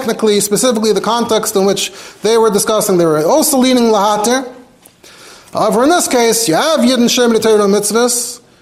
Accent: New York City, New York, United States; I grew up in Borough Park

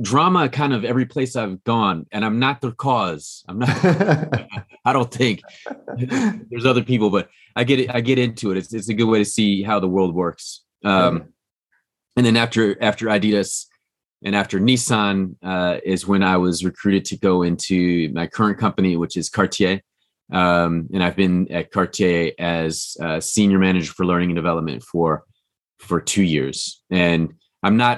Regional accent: Kansas City, Missouri, United States; moved away as an adult; also born or lived in Kyushu, Japan / Barcelona, Spain / Los Angeles / San Francisco; now in Japan; my hometown in Kansas City, yep. where I'm from

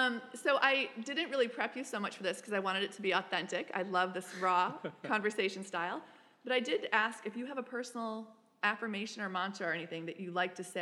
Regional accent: Texas, United States; my home state is Texas.

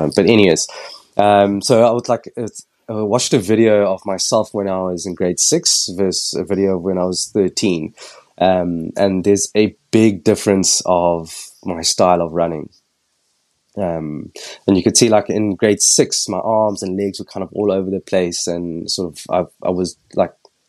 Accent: Cape Town, Western Cape, South Africa; moved away as an adult; now in London, United Kingdom; born and raised in Cape Town, went to school locally

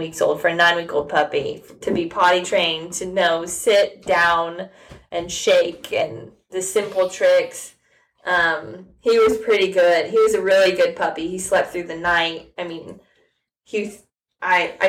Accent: Illinois, United States; moved away as an adult; now in Nashville, United States; We drove 7 hours to Illinois, my hometown, at 9 weeks old

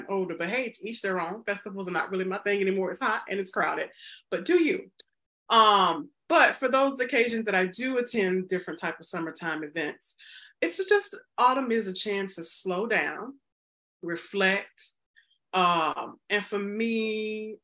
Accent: Mississippi, United States; moved away; growing up in the South and Mississippi, we don't really have autumn, winter down there

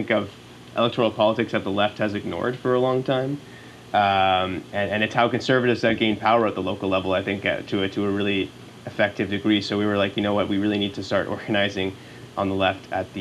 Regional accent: Montreal, Quebec, Canada; now in Ottawa, Canada; I'm from Montreal originally

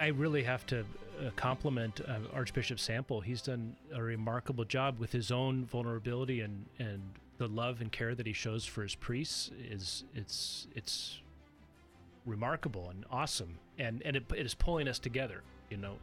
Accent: Corvallis, Oregon, United States; also born or lived in San Diego, California; I grew up in Corvallis. Uh, started life in San Diego, but came up to Corvallis when my dad was a doctoral student at Oregon State, and we ended up staying and raising the family there

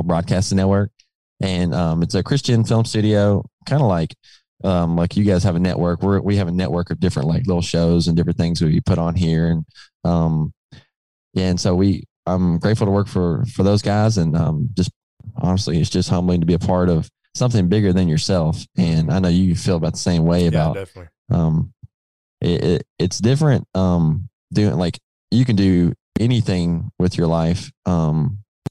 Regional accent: Milan, Tennessee, United States; moved away as an adult; now in Mississippi, United States; I grew up in West Tennessee in a little town called Milan

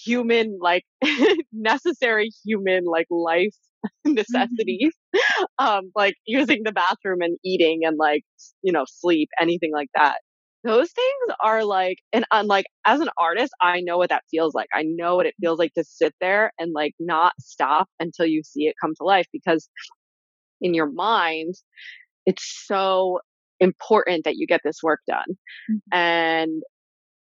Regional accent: New York, United States; I'm from New York

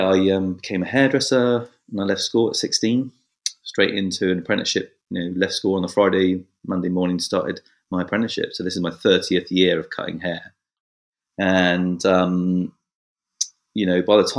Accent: Bournemouth, South West England, United Kingdom; I'm the eldest of six kids. We lived on a council estate and in the south of England, in Bournemouth. And I've lived here all my life

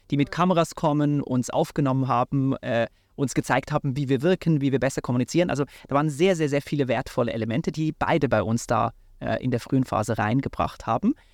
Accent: Switzerland; ich bin in der Schweiz aufgewachsen

